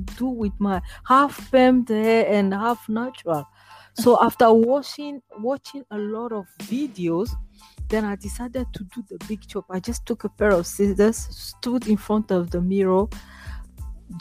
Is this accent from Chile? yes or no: no; Ghana; moved away as an adult; now in Sweden; I grew up in Ghana, where I came from originally, and then I moved to Sweden in 2011